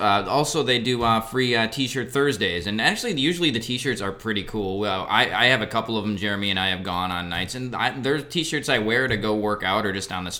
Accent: Wisconsin, United States; So I'm from Wisconsin, hence the Brewers love before.

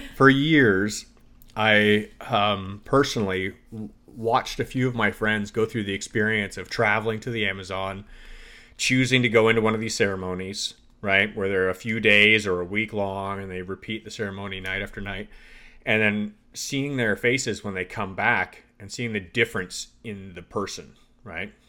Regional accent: Canada; moved away; I grew up in Canada

